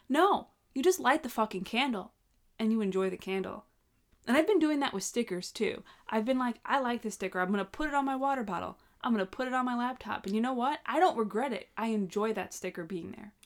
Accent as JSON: {"language": "English", "area": "Long Island", "region": "New York", "country": "United States", "tie": "born or raised there", "said": "growing up on Long Island"}